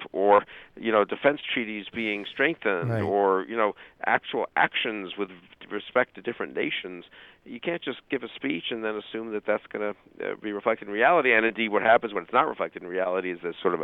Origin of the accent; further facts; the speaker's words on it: United States; just as an American